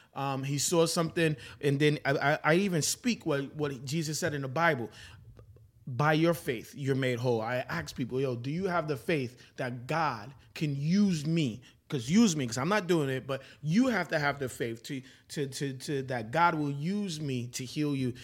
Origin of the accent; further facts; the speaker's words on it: New York City, New York, United States; I'm from Brooklyn, New York.